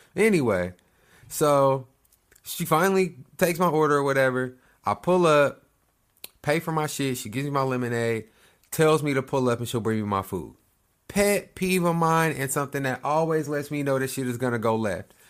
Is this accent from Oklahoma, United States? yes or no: yes; Lawton, Oklahoma, United States; moved away; My hometown, I'm from this little, little spot, Oklahoma. Lawton L Town